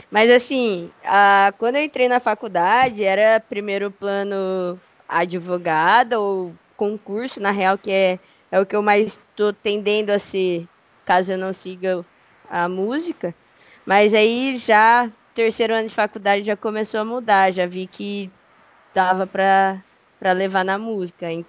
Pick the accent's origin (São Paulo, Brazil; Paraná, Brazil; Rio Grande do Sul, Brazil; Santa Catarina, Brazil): Paraná, Brazil; Maringá; also born or lived in Londrina / Campinas; Mano, já cheguei a morar em Londrina e Campinas só, por um tempo. Tem uns rolê por Campinas, mas, meu, gosto muito de Maringá, acho que não sairia daqui.